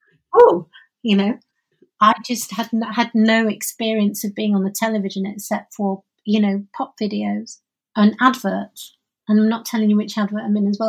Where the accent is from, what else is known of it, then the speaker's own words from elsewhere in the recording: Oldham, North West England, United Kingdom; also born or lived in Openshaw, Manchester; I I was born in Oldham